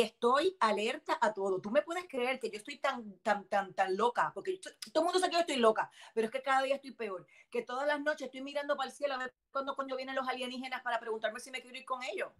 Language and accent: Spanish; Bayamón, Puerto Rico; moved away as an adult; also born or lived in Miami, Florida; now in Florida, United States; soy nacida en Miami, de padres adoptivos cubanos, criada en Puerto Rico